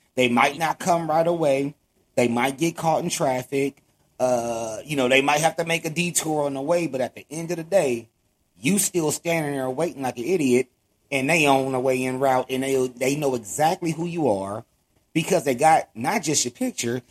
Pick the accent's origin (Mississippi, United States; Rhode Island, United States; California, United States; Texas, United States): California, United States; Los Angeles; I grew up in Watts, um, which is in Los Angeles, California.